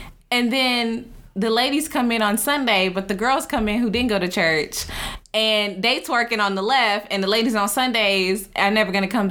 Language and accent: English; Dallas, Texas, United States; I am from Dallas